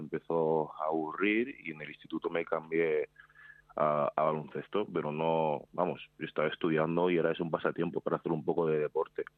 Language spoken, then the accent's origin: Spanish; Madrid, Community of Madrid, Spain; also born or lived in Seville; Nací en Sevilla, pero nada, estuve ahí un año y, pocos meses, un año y medio o así. Y luego ya he estado toda la vida en Madrid. Vamos, soy más madrileño que sevillano.